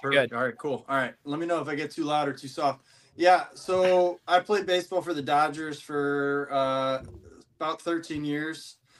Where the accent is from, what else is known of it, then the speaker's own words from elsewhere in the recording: St. Louis, Missouri, United States; I grew up in St. Louis, so and the reason is because my dad played for them for a few years